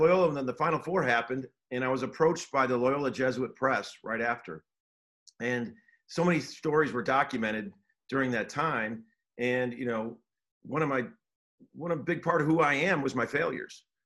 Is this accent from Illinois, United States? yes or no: yes; Chicago, Illinois, United States; I grew up in the Chicago area, Big Ten country